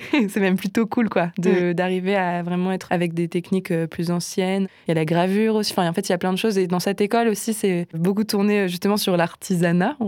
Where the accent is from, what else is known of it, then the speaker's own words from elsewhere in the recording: Nancy, Grand Est, France; moved away as an adult; now in Strasbourg, France; j'ai grandi à Nancy